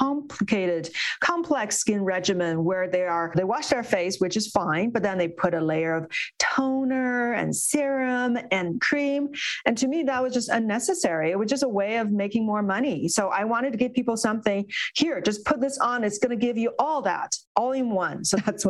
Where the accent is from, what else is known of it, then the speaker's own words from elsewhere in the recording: Beijing, China; moved away as an adult; I grew up in China. I spent my first 20 years in Beijing